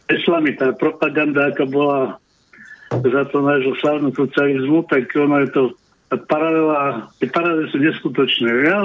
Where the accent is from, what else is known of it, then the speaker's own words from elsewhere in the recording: Slovakia; now in Finland; bol som týždeň doma na Slovensku